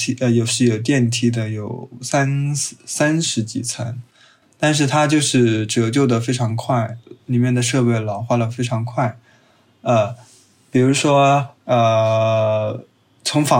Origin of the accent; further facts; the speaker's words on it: Chongqing, China; 我来自重庆。